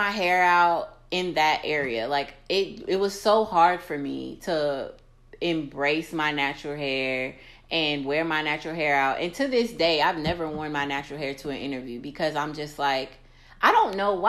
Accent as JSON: {"language": "English", "country": "United States", "said": "I'm American"}